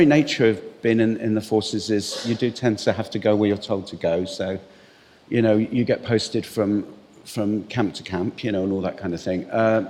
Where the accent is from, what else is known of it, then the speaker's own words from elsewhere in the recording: England, United Kingdom; also born or lived in Cyprus; I was conceived and born in Cyprus, and then we kind of left Cyprus and moved back to England. So I'm English, you know, British or whatever. But my parents are both Irish.